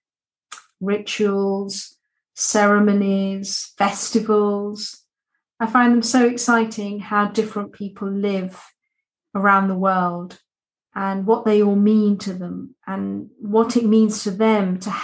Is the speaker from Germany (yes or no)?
no; United Kingdom; being British, we drink tea.